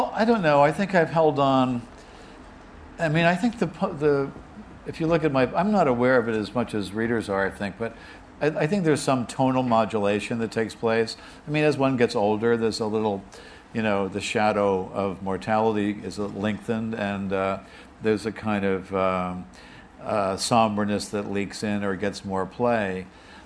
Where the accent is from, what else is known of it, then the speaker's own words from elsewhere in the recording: United States; as an American